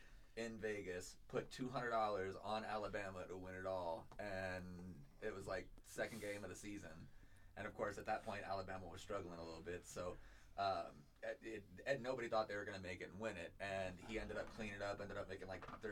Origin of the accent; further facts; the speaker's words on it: Netherlands; born there; I was born in the Netherlands.